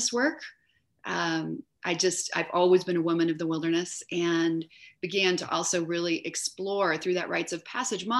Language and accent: English; California, United States; now in Denver, United States; I was born in California